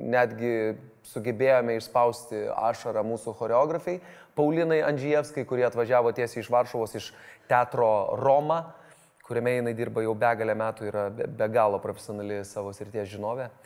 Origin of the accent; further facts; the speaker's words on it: Lithuania; suprasti, apie ką mes lietuviai vis tik esame. O mes esame apie, mūsų tauta yra keliautojai, mūsų e, tauta yra eksploreriai